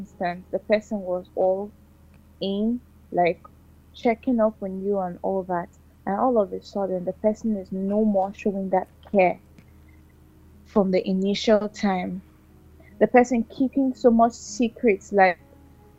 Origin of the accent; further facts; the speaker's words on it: Anambra, Nigeria; now in Port Harcourt, Nigeria; I'm from Anambra State, but I reside in Port Harcourt City